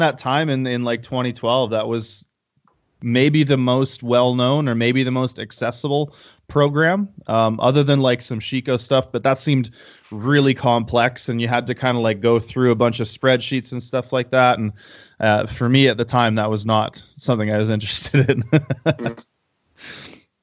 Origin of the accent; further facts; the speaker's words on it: Canada; now in Calgary, Canada; I'm a Canadian powerlifter and powerlifting coach